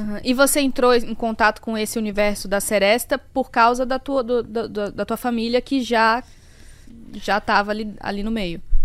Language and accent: Portuguese; Bahia, Brazil; now in São Paulo, Brazil; sou da Bahia